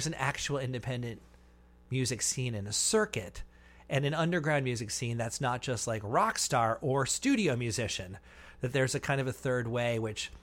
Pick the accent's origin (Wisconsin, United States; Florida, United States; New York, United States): New York, United States; New York City; I grew up in Manhattan